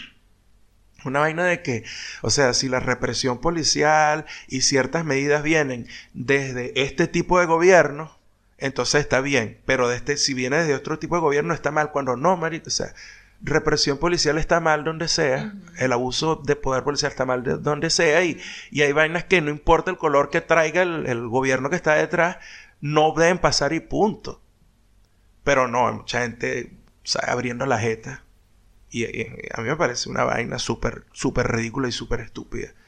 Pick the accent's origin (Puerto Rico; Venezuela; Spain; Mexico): Venezuela; montón de compatriotas de uno, este, venezolanos